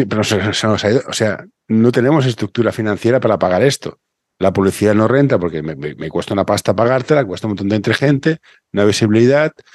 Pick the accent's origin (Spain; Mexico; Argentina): Spain; Barcelona, Catalonia; yo soy de Barcelona